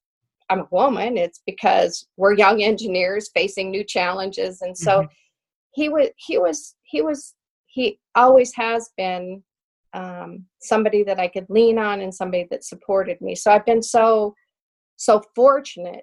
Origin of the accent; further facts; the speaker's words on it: the West, United States; me growing up in the West and growing up on horses